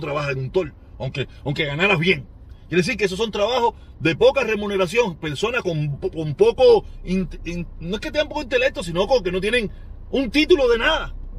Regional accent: Cuba; moved away; nosotros, como cubanos

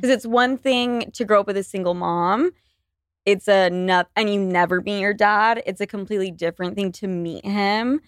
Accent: Utah, United States; now in New York City, United States; I was born and raised in Utah

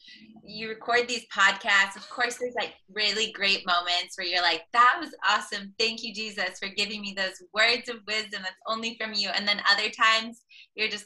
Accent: Los Angeles, California, United States; accent: Valley girl; moved away as an adult; now in Nashville, United States; I've lived in Nashville now for like 9 years, which is crazy. But I am from Los Angeles, California. So I have a good old like Valley girl accent

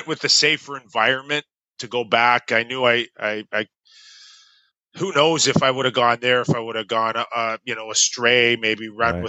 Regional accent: Toronto, Ontario, Canada; I'm from Toronto, where you play minor hockey

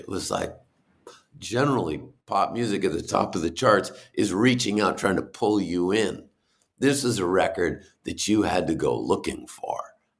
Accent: New Hampshire, United States; growing up in New Hampshire, and we really felt like he belonged to us

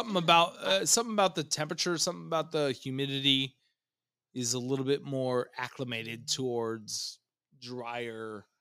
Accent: New York City, New York, United States; moved away; I grew up on the East Coast and went to middle school in New York City.

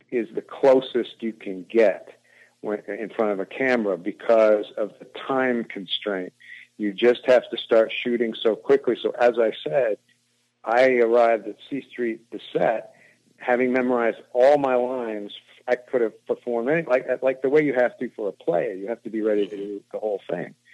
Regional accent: India; also born or lived in Indonesia / Africa; So we grew, I grew up in India, Indonesia, and Africa

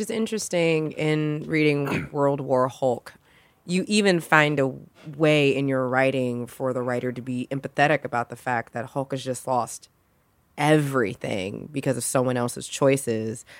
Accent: Louisiana, United States; I'm from Louisiana

